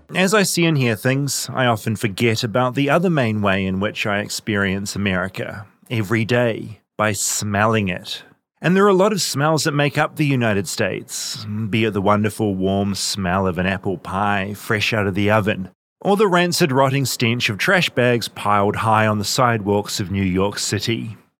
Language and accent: English; New Zealand